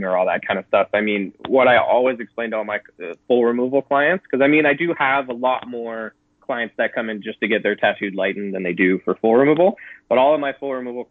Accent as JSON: {"language": "English", "region": "Southwestern Ontario", "country": "Canada", "said": "I'm Southwestern Ontario Canadian, so I'm almost an American at this point."}